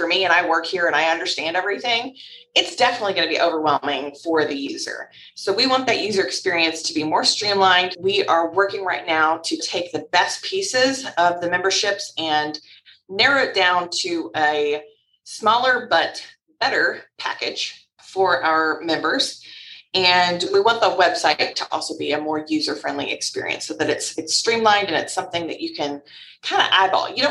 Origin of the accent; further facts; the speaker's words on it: Louisville, Kentucky, United States; I was born and raised in Louisville. Louisville, if you don't know how to say it, that's how we say it here, us locals, Louisville, Kentucky